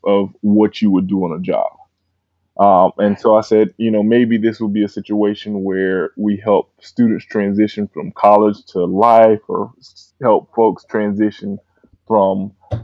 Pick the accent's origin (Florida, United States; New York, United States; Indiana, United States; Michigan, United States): Florida, United States; Miami; moved away as an adult; also born or lived in Georgia; now in Atlanta, United States; I'm originally from Miami